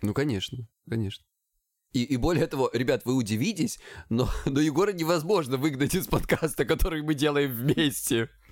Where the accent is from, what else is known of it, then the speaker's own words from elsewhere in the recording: Krasnodar Krai, Russia; я с Кубани